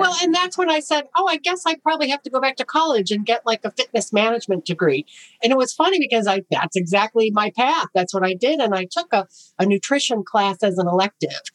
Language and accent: English; Chicago, Illinois, United States; I got in with a, a health writer for the Chicago Tribune because I was from Chicago